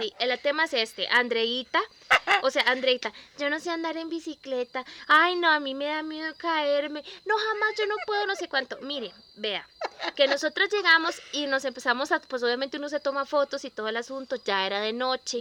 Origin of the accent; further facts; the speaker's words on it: Costa Rica; como buenos costarricenses, ¿verdad? Que somos